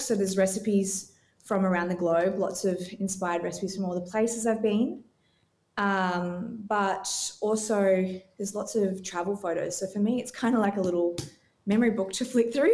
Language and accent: English; Australia; also born or lived in Gold Coast, Queensland; I live here on the Gold Coast, Australia, so I'm Australian